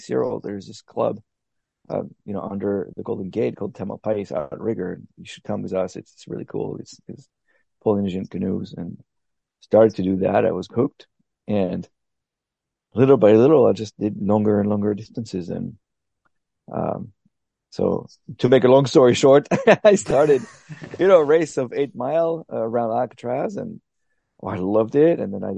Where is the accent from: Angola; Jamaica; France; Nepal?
France; English is a second language; moved away as an adult; also born or lived in Arkansas / Oxford, England / Madrid, Spain / Paris; I'm French. I was born in France until maybe my 18th years, I never moved from my little town